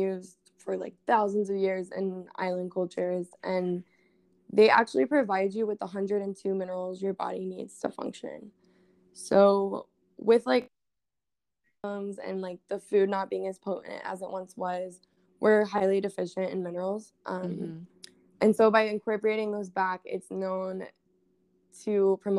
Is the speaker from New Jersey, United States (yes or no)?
no; Texas, United States; also born or lived in Hawaii; now in New York, United States; I was born in Texas